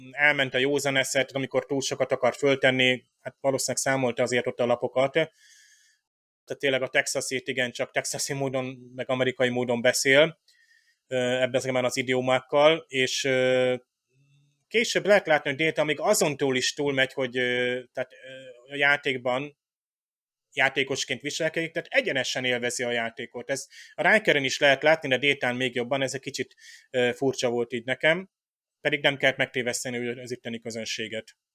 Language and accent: Hungarian; Hungary; Tehát amikor én, mint magyar diák megtanultam, nem tudom, ilyen észak-amerikai történelmet